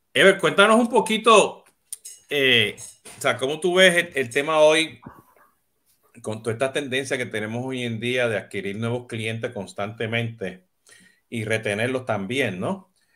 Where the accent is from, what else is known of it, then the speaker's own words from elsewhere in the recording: Puerto Rico; now in Miami, United States; siendo boricua